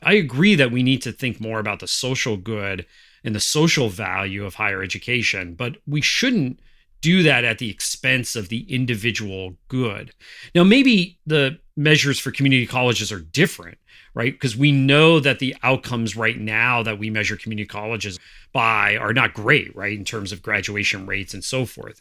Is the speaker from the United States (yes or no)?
yes; northeastern Pennsylvania, United States; my hometown in northeastern Pennsylvania